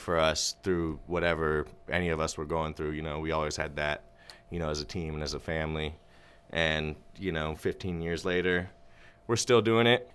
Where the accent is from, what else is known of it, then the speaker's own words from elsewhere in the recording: Austin, Texas, United States; I'm born and raised in Austin. I was born on the east side of Austin